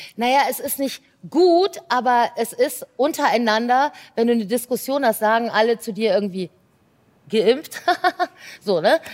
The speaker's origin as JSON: {"language": "German", "country": "Belgium", "said": "ich bin ja Belgierin halb"}